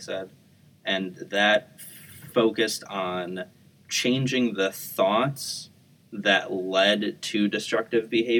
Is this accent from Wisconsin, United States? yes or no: no; Chicago, Illinois, United States; I grew up around Chicago